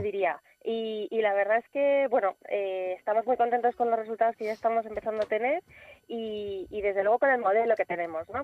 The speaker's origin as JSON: {"language": "Spanish", "country": "Spain", "said": "nuestro propio país"}